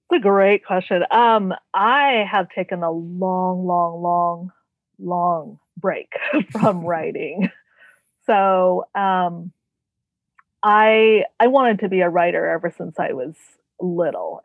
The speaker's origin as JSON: {"language": "English", "town": "Renton", "region": "Washington", "country": "United States", "tie": "born or raised there", "also_born_or_lived": "Tacoma, Washington", "said": "I am from a suburb of Seattle uh, called Renton, and I was born in Tacoma, Washington, so I'm one of the few Washingtonians."}